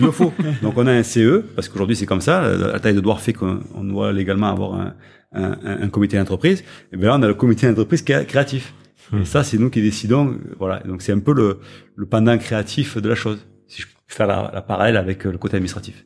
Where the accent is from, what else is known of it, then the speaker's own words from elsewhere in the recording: France; on est français